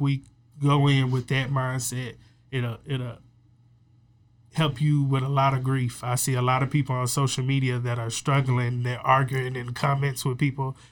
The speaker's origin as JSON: {"language": "English", "town": "Waco", "region": "Texas", "country": "United States", "said": "I'm from Waco"}